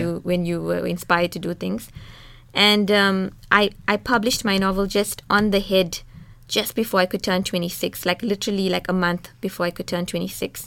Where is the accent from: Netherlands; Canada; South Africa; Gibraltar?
South Africa; I'm a South African woman, I'm a Muslim woman, I'm an Indian woman